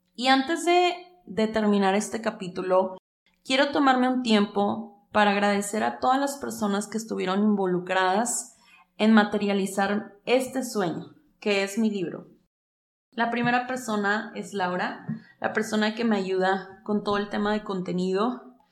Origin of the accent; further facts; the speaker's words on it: Mexico; Este libro también es un llamado a mi país, México